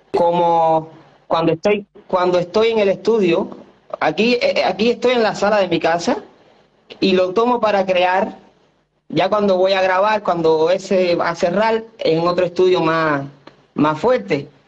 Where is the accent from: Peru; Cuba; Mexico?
Cuba; moved away; de mi infancia, de donde yo vengo